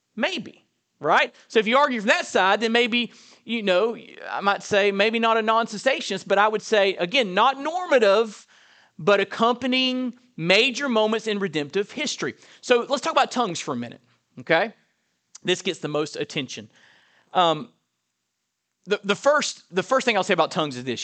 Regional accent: Perry, Florida, United States; I was raised in Perry, Florida, Burton Baptist Church

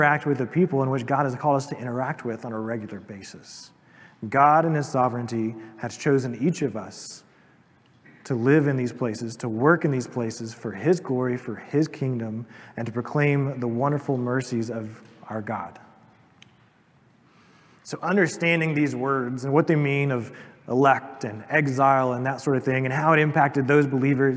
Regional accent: East Tennessee, United States; I'm an American or I'm a Tennessean or an East Tennessean

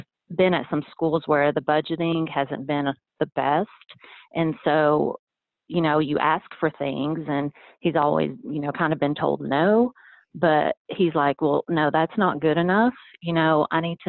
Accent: Athens, Tennessee, United States; also born or lived in Iran; I'm originally from the Middle East, and we came to the United States when I was a young kid, so I was about 3 years old, and we moved to a small town of Athens, Tennessee

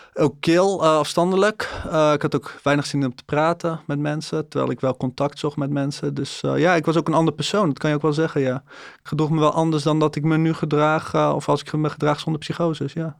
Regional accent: Breda, North Brabant, Netherlands; ik ben eenendertig jaar, ik kom uit Breda.

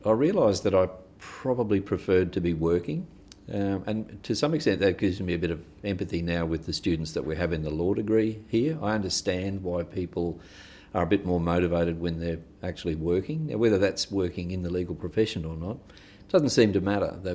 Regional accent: Ipswich, Queensland, Australia; moved away as an adult; also born or lived in Redcliffe; now in Rockhampton, Australia; I grew up in Ipswich, west of Brisbane. That's where I went to school.

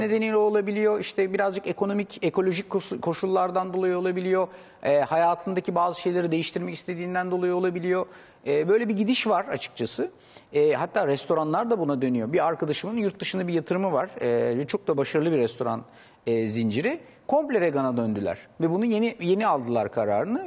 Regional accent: Istanbul, Turkey; 3 kuş 4 kuşaktır İstanbulluyuz biz

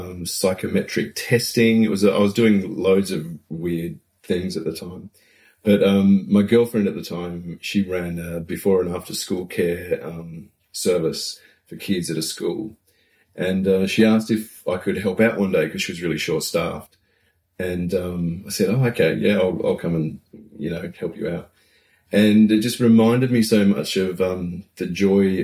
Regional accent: Newcastle, New South Wales, Australia; moved away as an adult; also born or lived in Melbourne / Byron Bay / Port Macquarie; now in Wellington, New Zealand; Originally from Australia

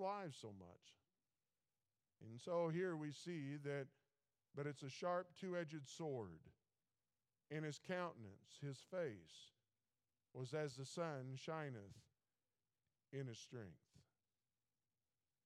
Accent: Missouri, United States; I'm from Missouri, show me state

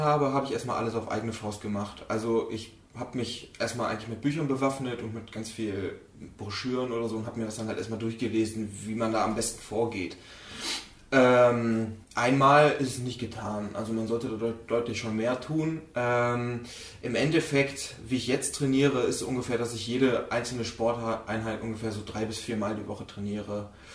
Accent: Mönchengladbach, North Rhine-Westphalia, Germany; Ich komme wie gesagt aus München-Gladbach

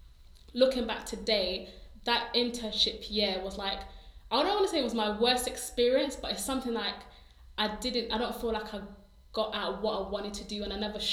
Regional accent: London, United Kingdom; I was from Hackney

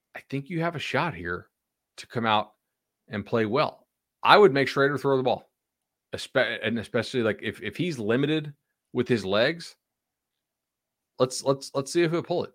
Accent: Fort Myers, Florida, United States; I grew up in Fort Myers

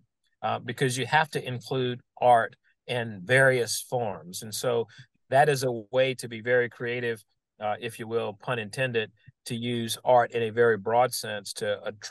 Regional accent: New Orleans, Louisiana, United States; a kid growing up in New Orleans

